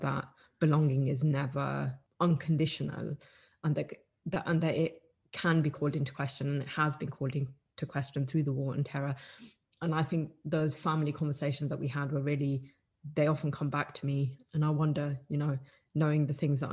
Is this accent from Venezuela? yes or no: no; United Kingdom; we're British